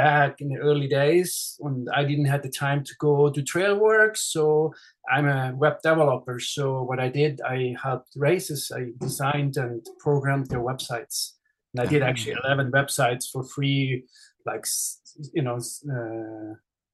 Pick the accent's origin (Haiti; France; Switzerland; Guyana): Switzerland; English is a second language; moved away as an adult; now in Southern California, United States; with my accent, I'm actually Swiss. So I was born in Switzerland and I grew up there. And actually, I grew up right at the race course of the Swiss Alps 100.